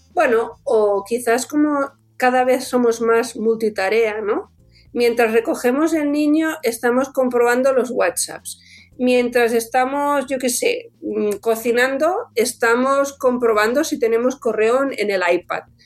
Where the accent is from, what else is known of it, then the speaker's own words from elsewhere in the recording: Alcover, Catalonia, Spain; Yo soy de un pueblecito chiquitín que está en Alcover, en, Tarragona, al norte de Portaventura